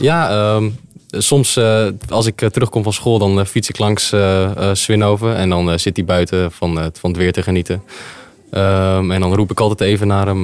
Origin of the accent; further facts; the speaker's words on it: Zwijndrecht, South Holland, Netherlands; ik ben ehm, geboren en getogen in Zwijndrecht